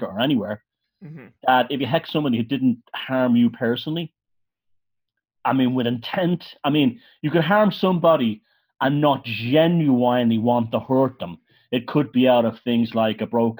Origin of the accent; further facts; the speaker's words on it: Ireland; I grew up in Ireland